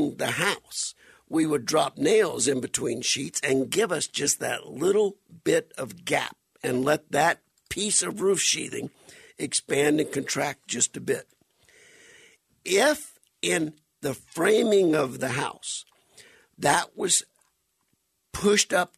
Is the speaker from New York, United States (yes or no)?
no; Welsh, Louisiana, United States; now in Arizona, United States; my hometown of Welch, Louisiana